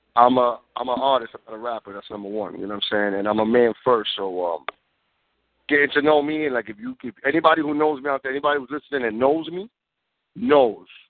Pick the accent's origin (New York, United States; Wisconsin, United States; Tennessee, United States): New York, United States; New York City; Born and raised in the Bronx, man. New York City